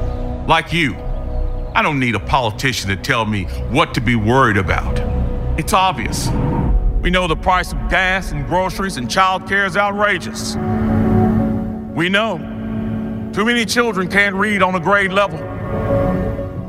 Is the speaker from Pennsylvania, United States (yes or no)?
no; Greensboro, North Carolina, United States; I grew up poor here in Greensboro, the ninth of 10 children